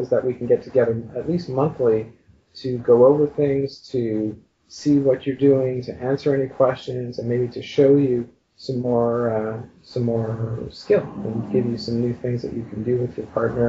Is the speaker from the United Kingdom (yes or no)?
no; Montreal, Quebec, Canada; moved away as an adult; now in Toronto, Canada; I was originally from Montreal. We moved to Toronto